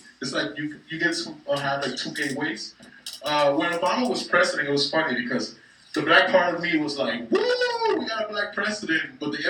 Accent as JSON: {"language": "English", "region": "New York", "country": "United States", "tie": "born or raised there", "said": "Growing up in New York is funny because like before it used to be gentrified, but by 90th, all white people used to get off."}